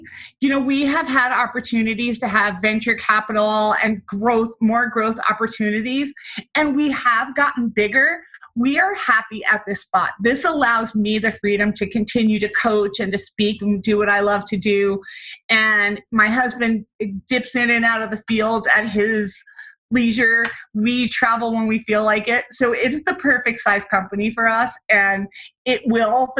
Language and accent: English; New Jersey, United States; moved away as an adult; also born or lived in New York City / Denver / Grenada; I'm originally from the East Coast, New Jersey